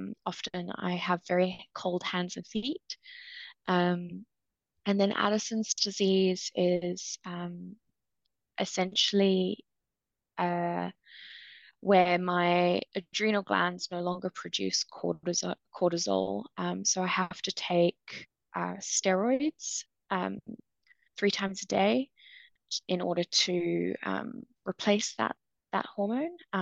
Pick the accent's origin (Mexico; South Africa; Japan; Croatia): South Africa; Cape Town, Western Cape; moved away as an adult; also born or lived in United Kingdom; So I'm originally from South Africa, and lived and grew up in Cape Town until I was 18.